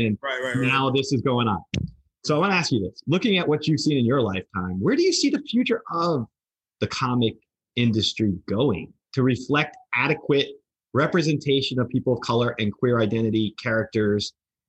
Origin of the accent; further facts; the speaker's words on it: New Jersey, United States; moved away; We're 45. So you and I have seen, we can compare notes probably, even though we're different from different parts. I'm from New Jersey originally